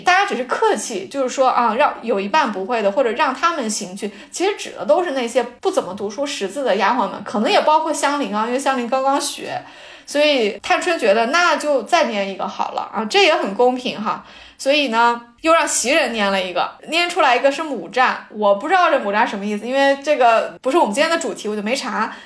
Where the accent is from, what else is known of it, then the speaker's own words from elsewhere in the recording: Jiangsu, China; 我是江苏的